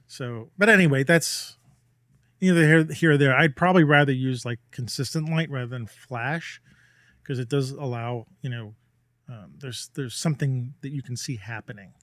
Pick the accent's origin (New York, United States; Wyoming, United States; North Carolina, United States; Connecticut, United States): New York, United States; New York City; I'm a New Yorker